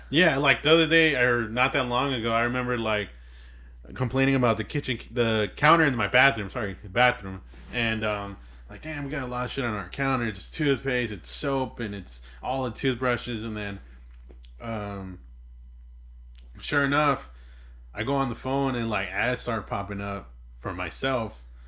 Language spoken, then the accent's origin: English; Inglewood, California, United States; Inglewood. California, man. Fucking grew up here. I was born in Sentinel Hospital